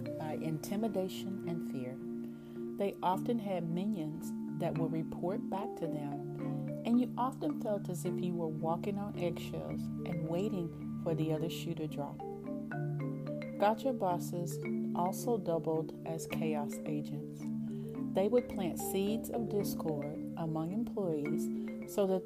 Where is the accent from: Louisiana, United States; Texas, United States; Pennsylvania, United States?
Texas, United States; East; accent: East Texas; my East Texas accent